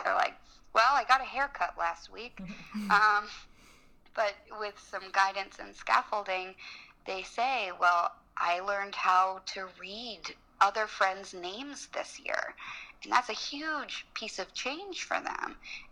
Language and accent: English; Los Angeles, California, United States; moved away as an adult; also born or lived in New Orleans; now in Washington, D.C., United States; I grew up in Los Angeles, and I went to college in New Orleans.